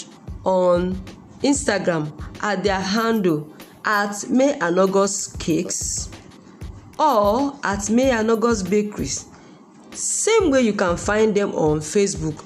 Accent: Nigeria; In our country, Nigeria

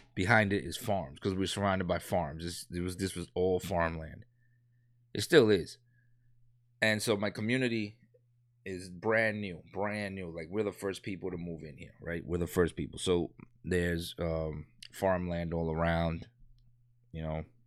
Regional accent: New York City, New York, United States; I grew up in a, in a, you know, gangs and all that, you know what I'm saying, when I was, um, younger in New York

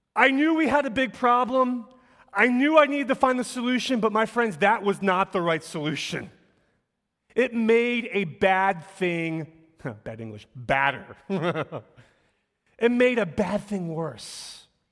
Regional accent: Philadelphia, Pennsylvania, United States; I'm born and raised here in Philly. And so, um, part of my life story is I grew up in North Philly

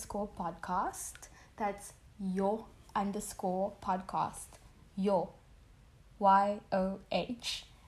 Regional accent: South Africa; We're two South African millennials

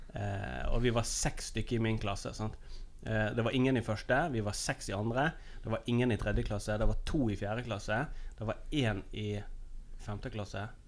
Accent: Nordfjord, Vestland, Norway; moved away; hjemme i Nordfjord

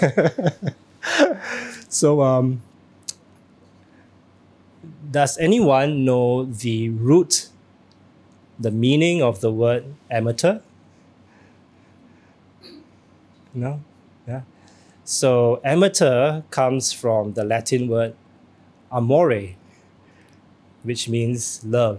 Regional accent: Singapore; All Singaporeans, yeah, you know, I think myself included

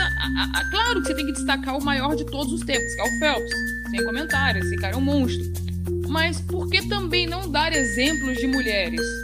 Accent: Cuiabá, Mato Grosso, Brazil; also born or lived in Rio de Janeiro; nós somos do Rio, né? E com três anos de idade eu comecei com jiu-jitsu, aí com seis anos eu vim embora para Mato Grosso, para Cuiabá

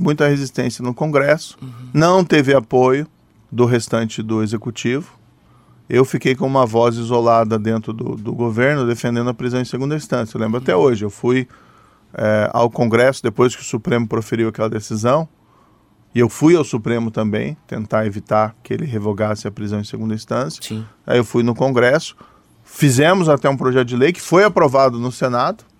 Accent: Maringá, Paraná, Brazil; sou do interior do Paraná, sou de Maringá

